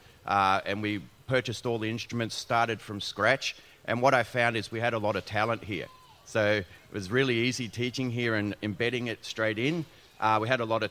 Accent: Sydney, New South Wales, Australia; I come from the Bat people from Western Sydney, and I'm speaking to you in Darug language

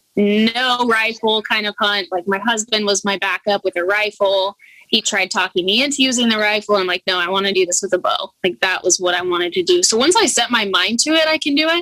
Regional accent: Idaho, United States; now in Alaska, United States; I'm originally from Idaho

